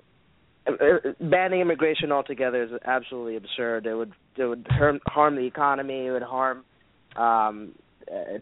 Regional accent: Kenya; now in United States; I was born in Kenya, and now I live here

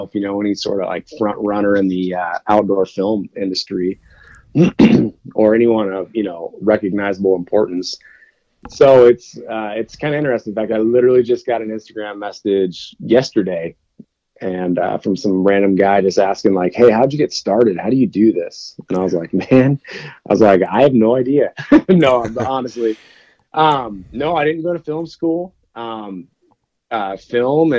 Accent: Oregon, United States; I grew up in Oregon

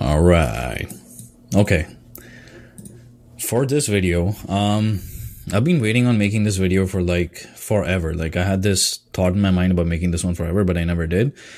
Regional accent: India; now in Canada; my background as an Indian person, like coming from Indian culture, because the schooling system, the cultural system there is different

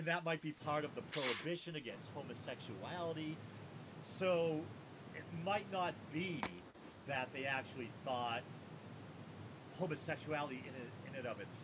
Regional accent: New England, United States; accent: New England; my New England accent always tends to get thicker.

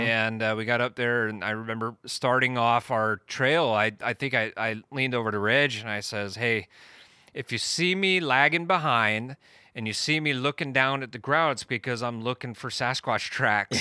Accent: Eastern Washington, United States; I was born and raised in Eastern Washington

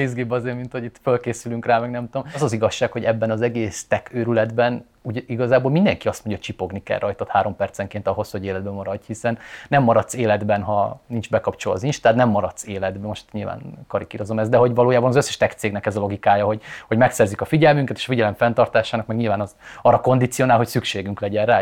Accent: Eastern Hungary, Hungary; azért picit keleti vagyok, de nem annyira

